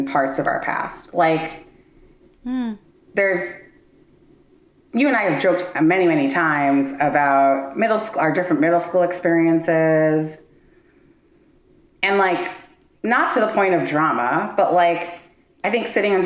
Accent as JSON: {"language": "English", "town": "New York City", "region": "New York", "country": "United States", "tie": "born or raised there", "said": "our shared experiences growing up in Brooklyn"}